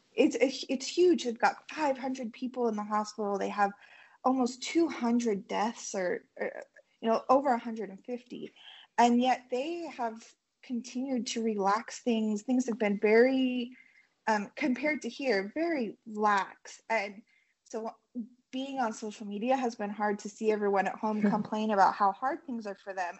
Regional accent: Utah, United States; moved away as an adult; now in Tirana, Albania; we're from Utah.

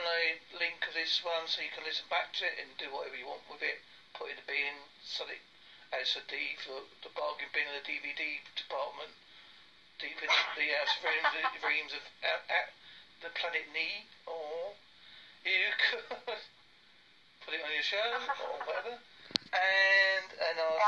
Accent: Essex and Devon, England, United Kingdom; accent: part Essex and part Devon; my accent isn't the typical what you expect from a British accent, because it's part Essex and part Devon

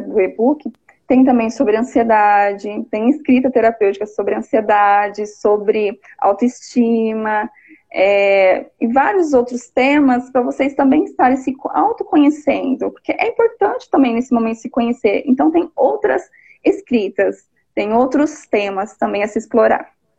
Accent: São Paulo, Brazil; also born or lived in Leme, São Paulo; São Paulo, sou de São Paulo, moro em Leme, interior

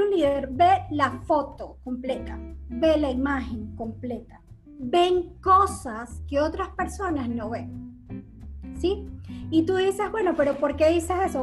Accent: Venezuela; moved away as an adult; now in United States; nosotros como venezolanos

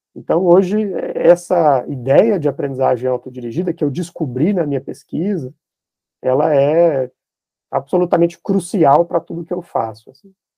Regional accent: Minas Gerais, Brazil; eu me defino como um bom mineiro

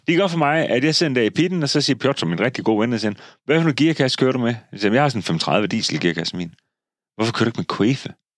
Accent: Denmark; jeg er født i Jylland

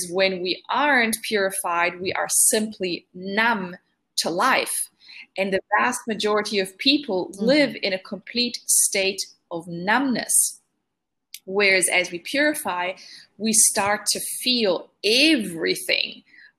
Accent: Italy; I grew up in Italy

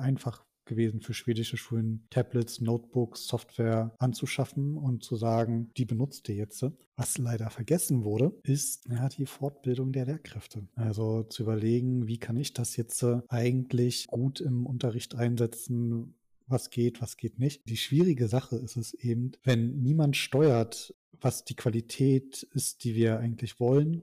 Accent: Germany; wir als Deutsche

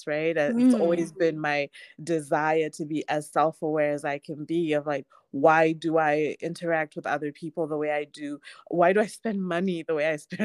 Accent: Harare, Zimbabwe; I grew up in Harare, I grew up in Zimbabwe

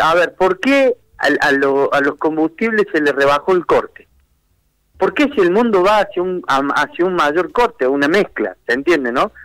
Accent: Argentina; nosotros como argentinos tenemos que ver realmente cuál es la raíz del problema

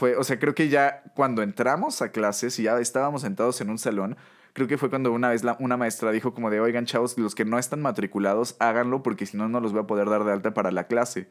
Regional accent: Mexico

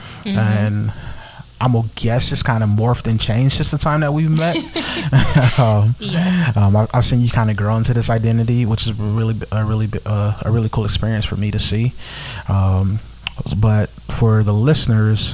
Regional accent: Los Angeles, California, United States; also born or lived in Compton; growing up in South Central LA and Compton

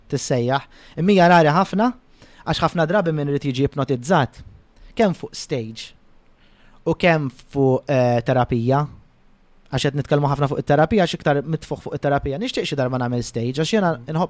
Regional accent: Malta; jiena Malti pur ġifieri ngħidu hekk. Jekk hawn ifimni pur mhux bħala dana, jien Malti u nanna Maltijan, bużnannit Maltin, kollox Malti.

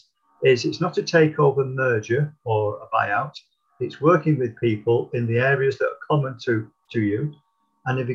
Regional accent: Middleton, North West England, United Kingdom; also born or lived in Didsbury, Manchester; I was born in South Manchester in Didsbury many years ago, but I was only 18 months when I moved to the north of Manchester, to Middleton

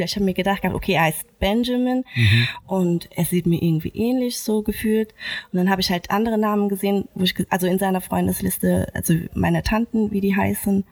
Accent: Germany; ich bin in Deutschland geboren und mhm. aufgewachsen

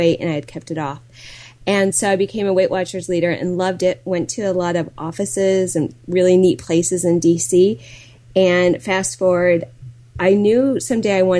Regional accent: Milwaukee, Wisconsin, United States; I'm from the Milwaukee area

